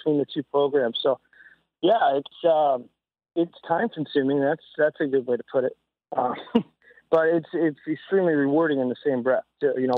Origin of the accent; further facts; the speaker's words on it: New Jersey, United States; moved away as an adult; also born or lived in Nebraska; now in St. Charles, Missouri, United States; going to college in Nebraska and growing up in Jersey